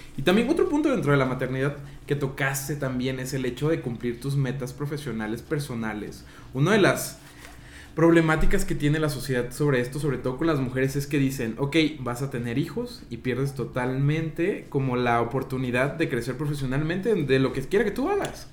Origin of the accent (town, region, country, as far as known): Mexico